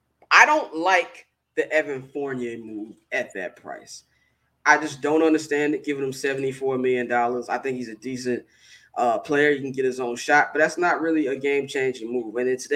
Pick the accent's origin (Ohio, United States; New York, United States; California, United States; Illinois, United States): Illinois, United States; Chicago; any kid growing up in Chicago in the 1990s